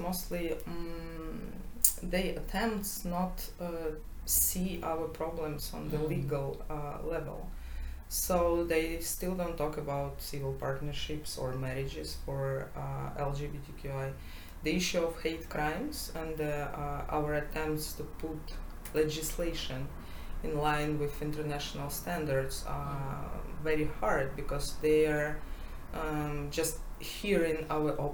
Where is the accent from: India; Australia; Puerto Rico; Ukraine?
Ukraine; I'm from Ukraine.